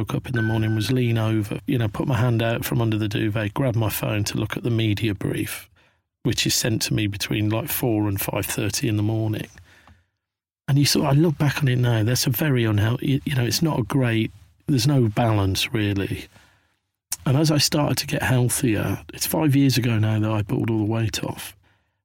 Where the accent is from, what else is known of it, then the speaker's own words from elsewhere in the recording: Midlands, United Kingdom; moved away as an adult; also born or lived in London; growing up in Thatcher's Britain in the Midlands in the 80s and going down to London to look for my fortune